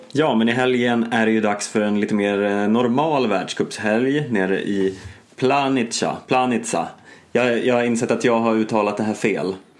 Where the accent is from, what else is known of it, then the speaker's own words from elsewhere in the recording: Stockholm, Stockholm County, Sweden; som Stockholmsbo